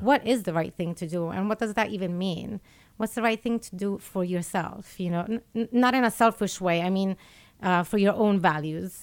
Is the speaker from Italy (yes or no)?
yes; Italy; moved away as an adult; also born or lived in Geneva; I was born in Italy.